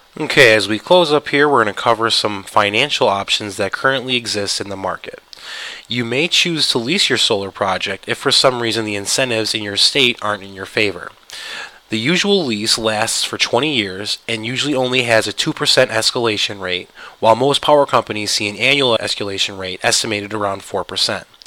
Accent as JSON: {"language": "English", "region": "New York", "country": "United States", "tie": "born or raised there", "said": "My home state, New York"}